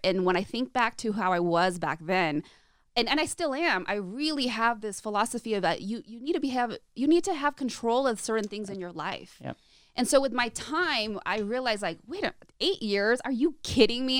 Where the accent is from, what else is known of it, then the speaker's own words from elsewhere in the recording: Orange County, California, United States; also born or lived in Chicago, Illinois; I grew up in California and Southern California